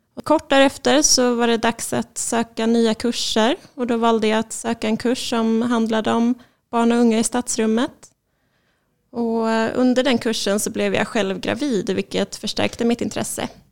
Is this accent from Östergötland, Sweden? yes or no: yes; Linköping, Östergötland, Sweden; moved away as an adult; also born or lived in Karlskrona; now in Malmö, Sweden; jag är ursprungligen från Linköping och sen så har jag bott i Malmö sedan 2011.